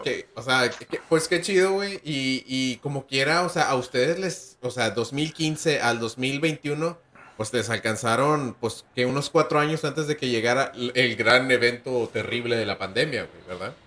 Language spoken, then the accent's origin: Spanish; northern Mexico, Mexico; uno como norteño